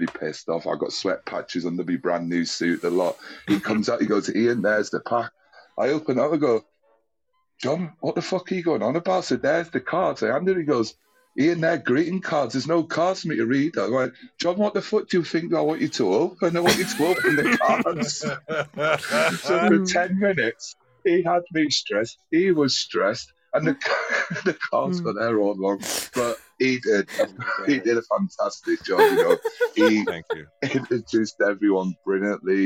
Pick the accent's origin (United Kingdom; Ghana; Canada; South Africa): United Kingdom; being British